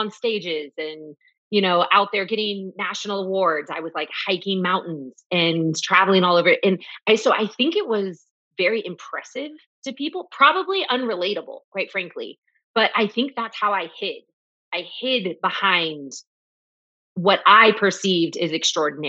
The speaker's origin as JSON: {"language": "English", "town": "Austin", "region": "Texas", "country": "United States", "tie": "born or raised there", "said": "growing up in Westlake in Austin"}